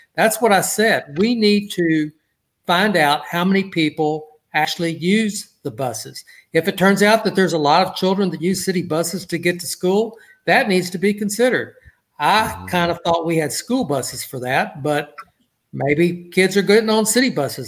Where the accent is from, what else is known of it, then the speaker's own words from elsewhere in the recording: Port Arthur, Texas, United States; he and I grew up in Port Arthur together